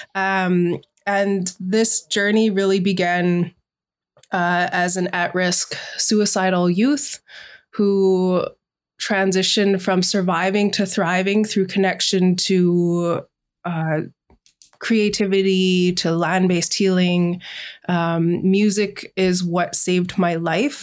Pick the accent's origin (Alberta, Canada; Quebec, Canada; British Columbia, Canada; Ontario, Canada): British Columbia, Canada; Sunshine Coast; now in Vancouver Island, Canada; I am from the Inhlagakmak Nation Grizzly Bear Clan, raised with the Shishak Nation on the Sunshine Coast.